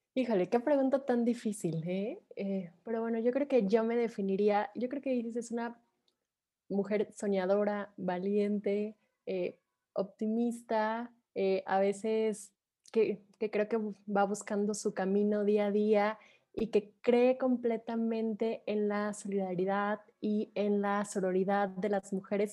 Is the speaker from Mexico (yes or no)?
yes; Mexico; soy de México